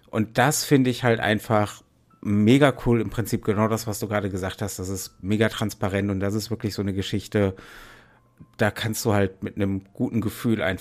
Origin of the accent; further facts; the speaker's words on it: Essen, North Rhine-Westphalia, Germany; da komme ich jetzt wieder zurück nach Essen in meine Heimatstadt